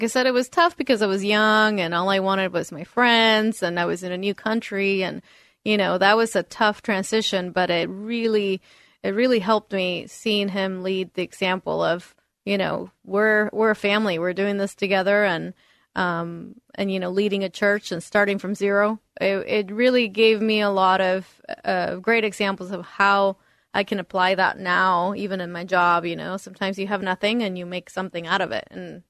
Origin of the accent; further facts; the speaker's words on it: northern Mexico, Mexico; also born or lived in Eastern Washington; now in United States; Before then, I was living in Eastern Washington, and before then, I came from Northern Mexico.